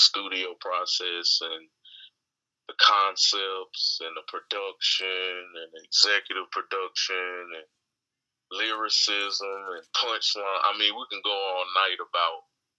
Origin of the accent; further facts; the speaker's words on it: Charlotte, North Carolina, United States; I'm from Charlotte, North Carolina